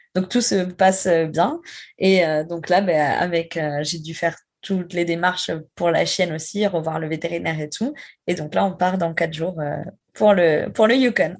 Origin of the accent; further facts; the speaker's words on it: France; moved away as an adult; also born or lived in Quebec City, Canada; quand on dit qu'on vient de France